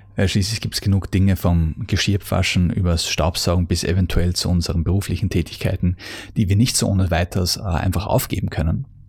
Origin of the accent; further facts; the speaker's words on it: Austria; bei uns in Österreich